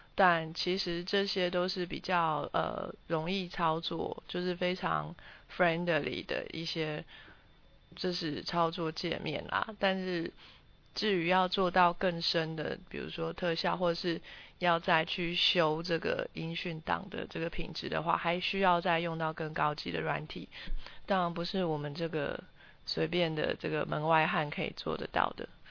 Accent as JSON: {"language": "Chinese", "country": "Taiwan", "tie": "born or raised there", "said": "我完全是一个土生土长台湾人，我没有在国外留学过，我也没有在国外生活过"}